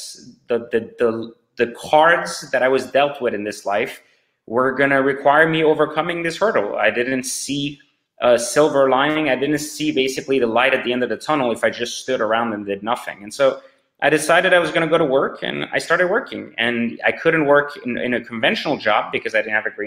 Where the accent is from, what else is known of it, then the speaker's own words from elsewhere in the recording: France; also born or lived in Iran; now in United States; I was born in Iran, raised in France.